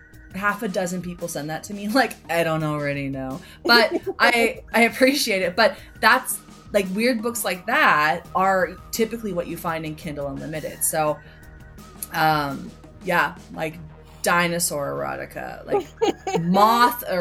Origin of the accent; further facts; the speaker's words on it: Canada; as a Canadian, my interactions with that sort of accent usually comes from like Nazi propaganda movies